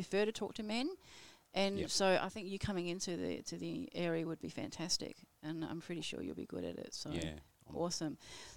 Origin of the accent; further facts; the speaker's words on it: Surrey, South East England, United Kingdom; also born or lived in Berkshire; now in Australia; I was from Surrey.